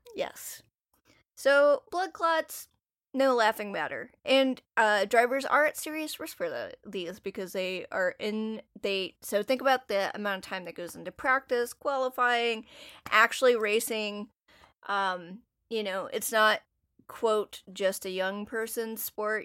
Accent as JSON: {"language": "English", "region": "North Carolina", "country": "United States", "tie": "born or raised there", "said": "if you grow up in an area, you're gonna absorb part of the dominant culture that's there, and NASCAR and barbecue and A C C basketball is one of those things that I grew up around a lot."}